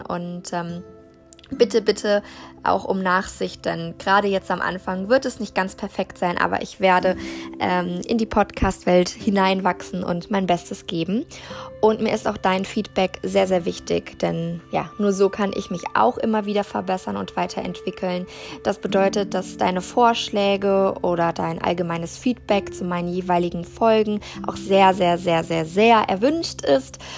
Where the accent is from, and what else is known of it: Germany; born or raised there